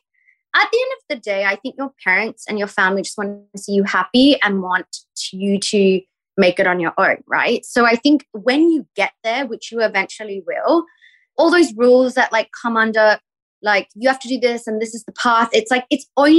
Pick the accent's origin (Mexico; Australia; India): Australia; Perth, Western Australia; moved away as an adult; also born or lived in New York / Singapore; now in Los Angeles, United States; I grew up in Perth